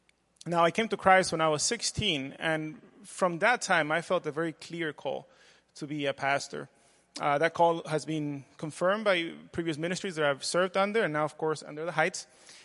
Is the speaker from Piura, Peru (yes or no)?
no; Lima, Peru; also born or lived in Miami, United States; I was born in Lima, Peru, grew up in South America and Miami.